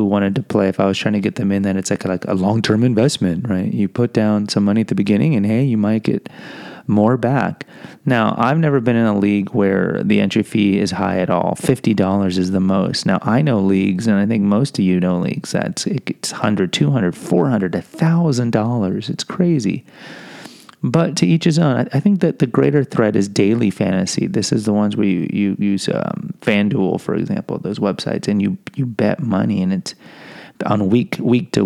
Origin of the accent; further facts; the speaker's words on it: Houston, Texas, United States; I am from Houston